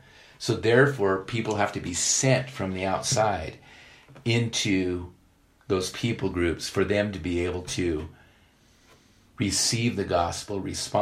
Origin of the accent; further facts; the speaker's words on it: Ethiopia; moved away; I grew up in Ethiopia. My parents were missionaries.